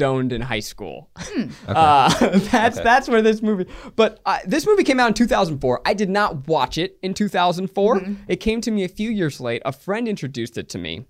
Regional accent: suburbs of New York, United States; I grew up in the suburbs of New York

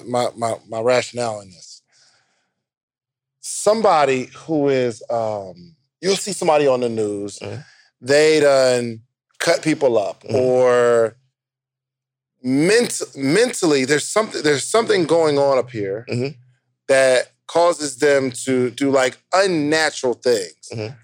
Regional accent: New Jersey, United States; So, when I'm growing up in New Jersey, if you had a job making $18 an hour

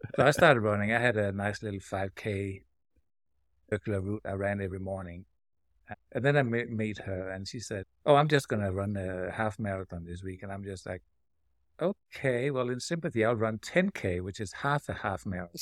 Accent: Denmark; now in Silver City, United States; I'm from Denmark, across the pond

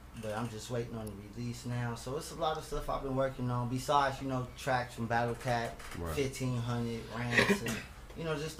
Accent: Los Angeles, California, United States; I'm from the Crenshaw District.

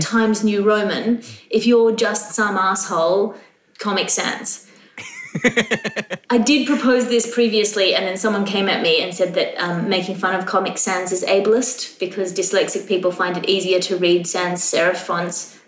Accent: Australia; I'm Australian

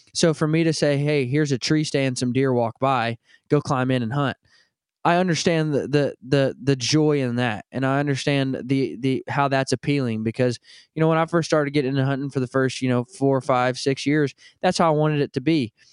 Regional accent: Northwest Arkansas, United States; I grew up in Northwest Arkansas

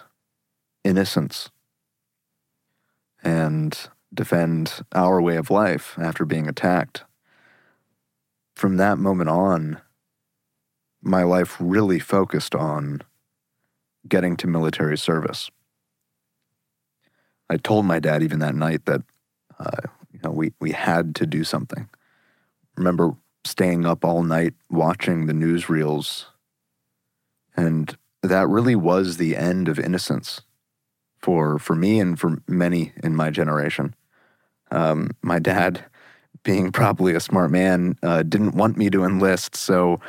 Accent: New Jersey, United States; When I was in late elementary school, growing up in New Jersey

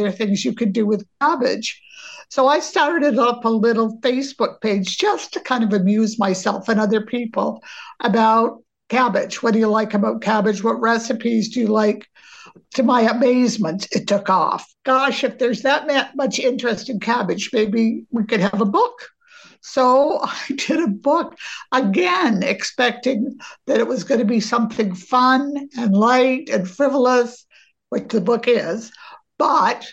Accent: Maine, United States; we grew up in Maine

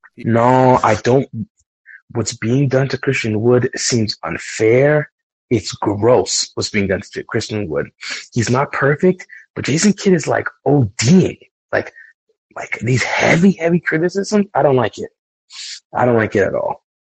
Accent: New York, United States; I grew up in New York

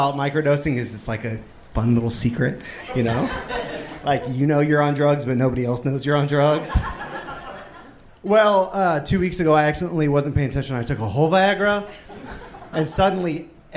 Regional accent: Akron, Ohio, United States; moved away as an adult; also born or lived in Texas; now in Austin, United States; I've kind of lived down here in Texas for like the last 10 years or so, but I'm originally from Akron, Ohio

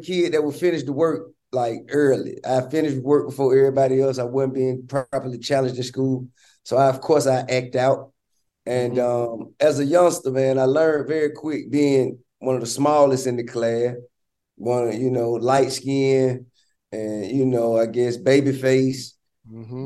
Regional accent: Atlanta, Georgia, United States; I'm from Bankhead, and you know my my grandmama and all my family have been based there all my life.

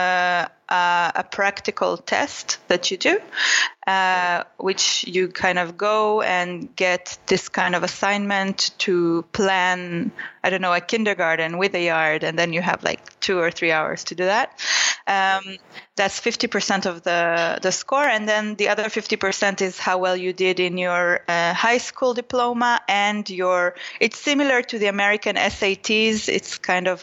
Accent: Israel; moved away; it was in Israel, near my hometown.

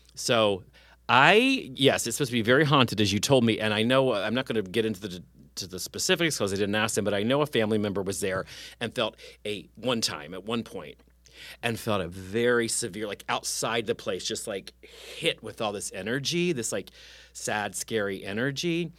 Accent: West Virginia, United States; moved away; also born or lived in Summersville, West Virginia / Morgantown, West Virginia; I'm from West Virginia

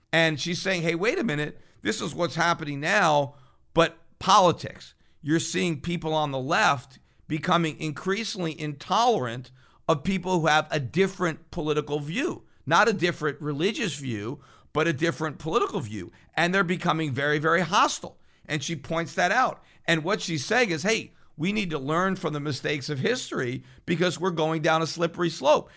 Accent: United States; as an American

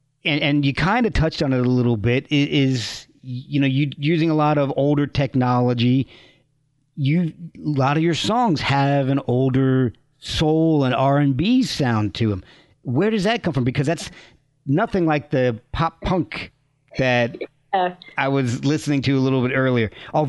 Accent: New York metropolitan area, United States; I think that's almost very particular to growing up in the New Jersey, New York area.

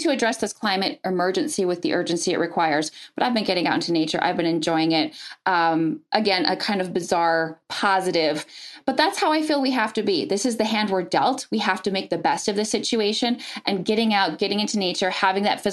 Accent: Wausau, Wisconsin, United States; moved away as an adult; also born or lived in Los Angeles, California; I grew up in Wausau as well

